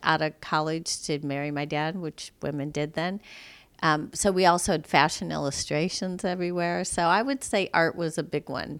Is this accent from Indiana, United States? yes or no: yes; South Bend, Indiana, United States; moved away; also born or lived in Mishawaka, Indiana / London; I grew up in South Bend, Indiana